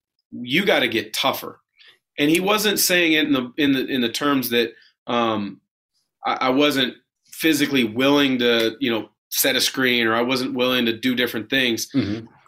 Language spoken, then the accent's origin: English; West Coast, United States; Which, me growing up on the West Coast, I wanted to challenge myself and play against the best players in college basketball, and on the West Coast, that was the Pac-10.